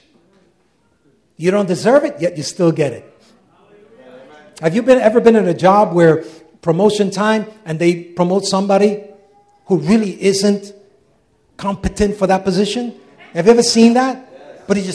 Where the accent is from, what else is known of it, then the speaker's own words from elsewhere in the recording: United States; Wherever we go, we're Americans, right? Isn't that true? Anywhere in the world, I can show that I'm an American.